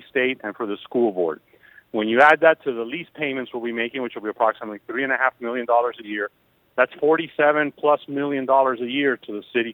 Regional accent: Miami, Florida, United States; I was born and I grew up in Miami

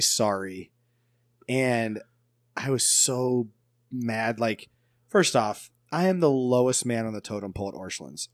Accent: Woodward, United States; I'm growing up in Woodward

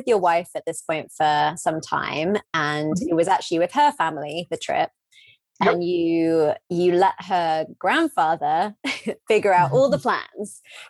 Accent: England, United Kingdom; as an English person

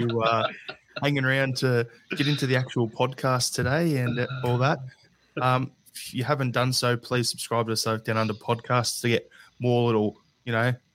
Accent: Australia; as an Australian

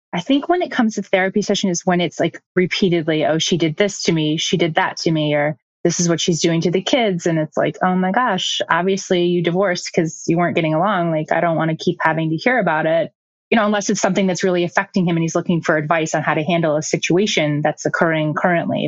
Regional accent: Midwest, United States; moved away; I'm from the Midwest originally

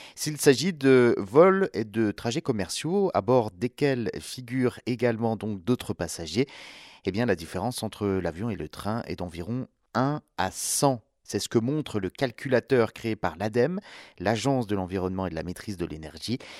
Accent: France; chez nous, en France

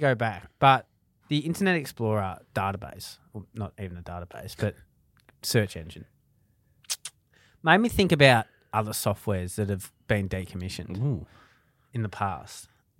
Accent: Ballarat, Victoria, Australia; moved away; we're from Ballarat originally.

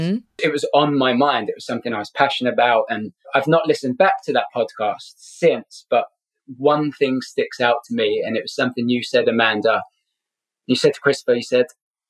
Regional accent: London, United Kingdom; moved away as an adult; also born or lived in Scotland; now in Southern California, United States; I'm originally from Scotland, but grew up in London. Been in the States for 12 years now

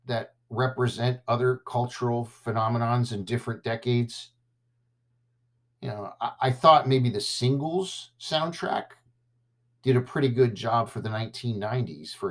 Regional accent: Southern California, United States; growing up in Southern California

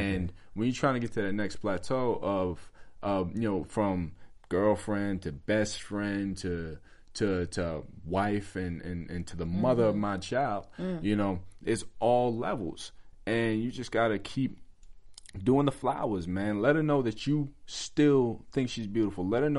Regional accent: New York, United States; I'm from the country. I was raised in New York

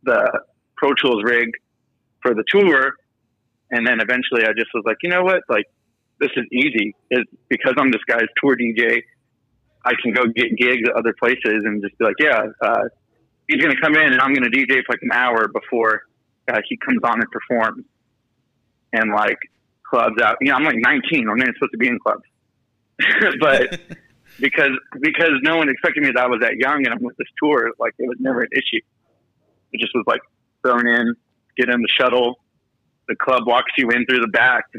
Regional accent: Houston, Texas, United States; now in Austin, United States; I'm from Houston

